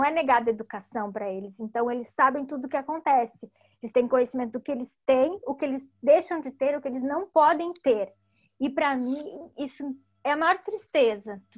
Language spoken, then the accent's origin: Portuguese; Cuba; Eu não posso eu sou cubano, eu não tenho permissão para entrar na praia.